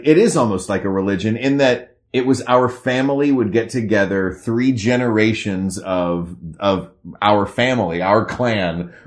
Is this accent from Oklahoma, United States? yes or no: no; East Tennessee, United States; also born or lived in Memphis, Tennessee (family); Memphis, which is where my family is from. I grew up in East Tennessee